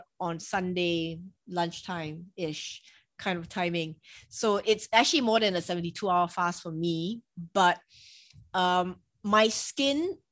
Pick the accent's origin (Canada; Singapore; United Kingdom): Singapore; I'm Asian, I'm from Singapore